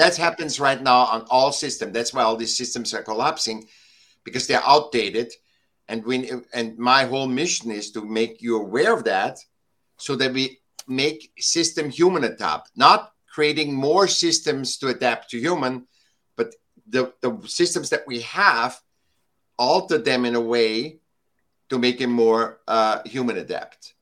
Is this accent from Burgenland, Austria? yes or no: no; Vienna, Austria; now in Laguna Beach, United States; I was born in Vienna, Austria. And I was uh, a sick child, and I got to school when I was seven